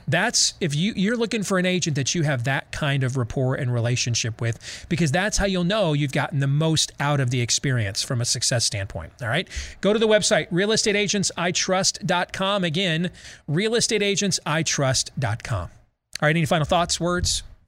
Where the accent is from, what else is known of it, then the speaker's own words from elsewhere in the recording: Grand Rapids, Michigan, United States; at Pinery Park Little League growing up in Grand Rapids